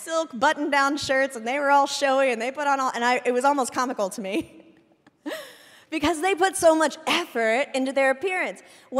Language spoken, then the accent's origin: English; Indiana, United States; also born or lived in Orlando; I'm from Indiana originally. I lived in Orlando for a couple of years. I went to 4 different high schools, whatever.